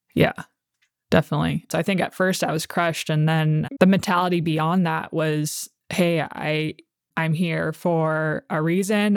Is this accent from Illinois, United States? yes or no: no; Oceanside, California, United States; also born or lived in San Diego, California; I was born in San Diego, California. And when I was about three or four years old, we moved to Oceanside